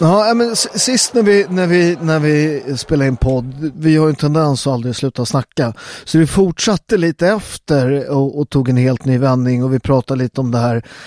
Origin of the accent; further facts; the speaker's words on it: Sweden; Jag är ju född och uppväxt i Sverige